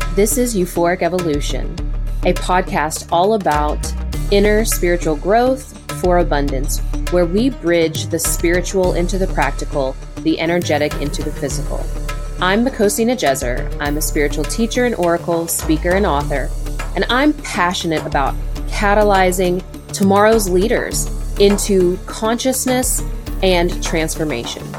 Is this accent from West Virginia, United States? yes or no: yes; Southern West Virginia, United States; growing up in Southern West Virginia